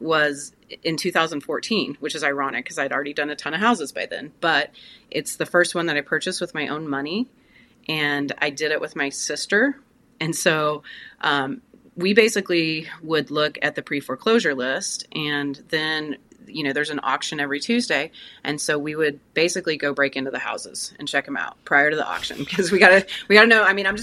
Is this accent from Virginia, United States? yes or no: no; Tulsa, Oklahoma, United States; I am based in Tulsa, Oklahoma. It's my hometown. It's where I was raised